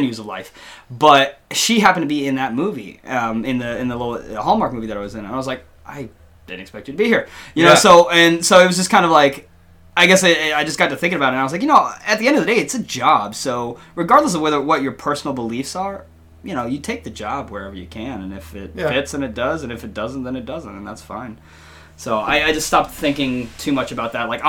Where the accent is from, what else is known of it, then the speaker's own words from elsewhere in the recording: the South, United States; growing up in the South